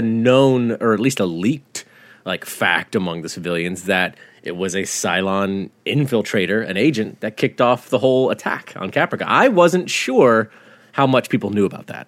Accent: the South, United States; growing up in the South

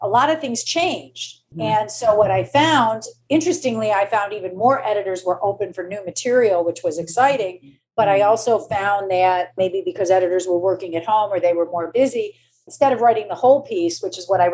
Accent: Michigan, United States; moved away as an adult; now in New York, United States; I'm from Michigan

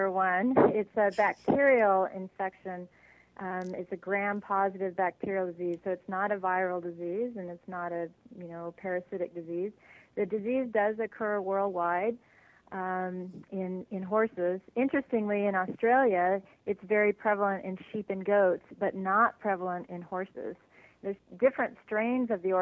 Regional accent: Texas, United States; moved away as an adult; now in California, United States; I grew up in Texas, graduated from Texas A&M University

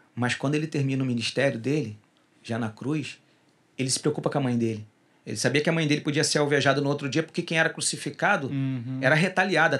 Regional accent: Rio de Janeiro, Brazil; Rio, de Rio de Janeiro, porque eu sou carioca

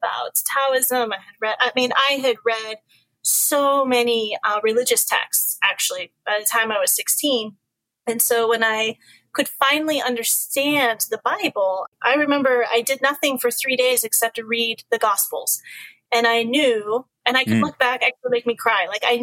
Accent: Alaska, United States; also born or lived in Washington; we moved to Alaska from Washington

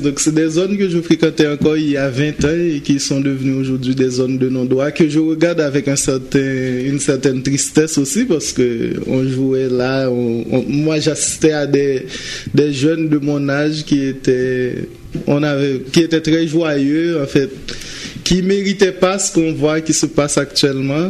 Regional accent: Central Plateau, Centre, Haiti; moved away; also born or lived in Port-au-Prince, Haiti; j'ai commencé à jouer à l'église dans mon, ma ville natale, à la Bas, dans le plateau central.

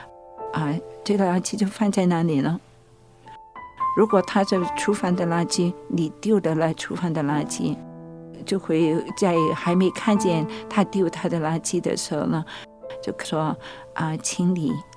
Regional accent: China; 但我也是中国人了，我的面子的问题

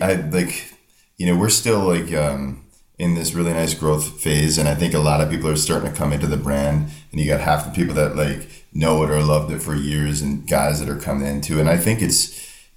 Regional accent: Northern New Jersey, United States; I'm from Northern New Jersey.

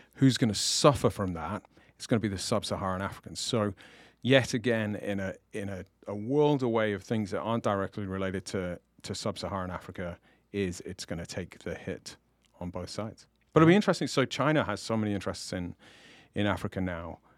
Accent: England, United Kingdom

